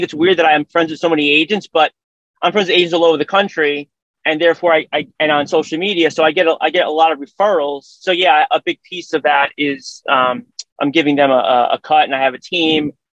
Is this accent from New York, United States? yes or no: yes; New York City, New York, United States; So I'm originally from Brooklyn in New York City.